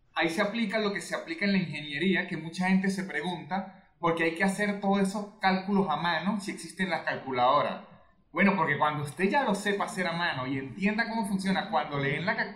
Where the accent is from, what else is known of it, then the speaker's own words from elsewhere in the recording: Venezuelan Andes, Venezuela; moved away; yo soy andino